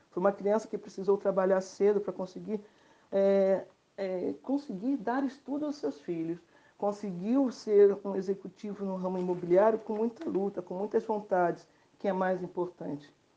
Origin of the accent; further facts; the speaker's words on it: Rio de Janeiro, Brazil; Sou carioca da gema, criada por avó artista plástica e pelo meu pai empresário no ramo imobiliário.